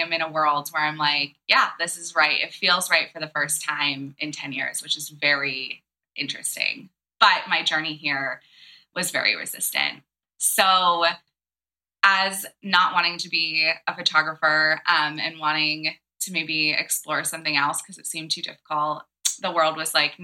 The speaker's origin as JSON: {"language": "English", "region": "East Coast", "country": "United States", "also_born_or_lived": "Santa Barbara, California", "said": "I come from the East Coast"}